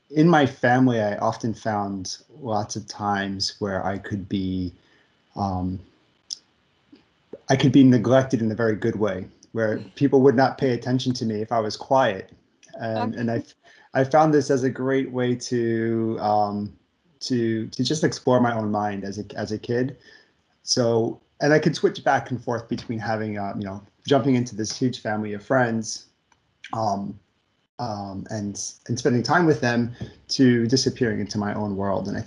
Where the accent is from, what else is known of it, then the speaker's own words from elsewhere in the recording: Long Island, New York, United States; um, I grew up in New York, on Long Island, New York. I'm the fourth child out of 12 in my family.